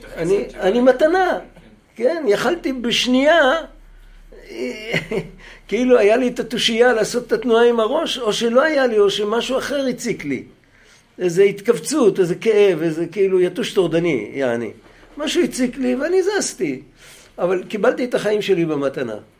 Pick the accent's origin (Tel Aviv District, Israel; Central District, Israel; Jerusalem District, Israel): Tel Aviv District, Israel; Bnei Brak; אני בני ברקי